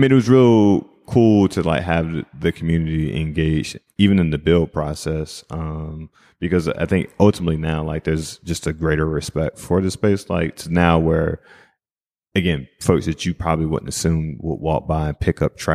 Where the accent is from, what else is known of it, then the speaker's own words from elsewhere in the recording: East Coast, United States; And I'm from the East Coast, right? So like we do things very differently.